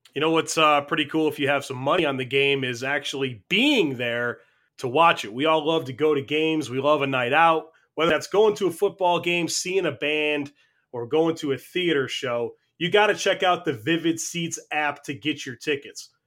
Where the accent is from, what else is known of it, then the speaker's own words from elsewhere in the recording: New York, United States; what's New York? My native land